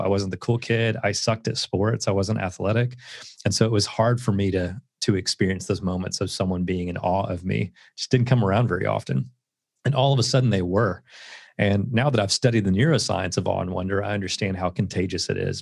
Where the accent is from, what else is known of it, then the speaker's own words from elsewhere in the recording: Southeast Tennessee, United States; I grew up in Southeast Tennessee